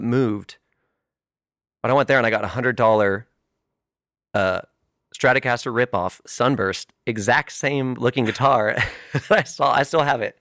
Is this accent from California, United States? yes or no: yes; California, United States; moved away; green kid from California